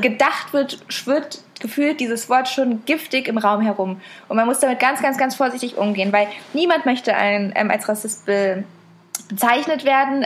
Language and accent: German; Berlin, Germany; von uns auch viel eher als Berlinerin als so wirklich Deutsche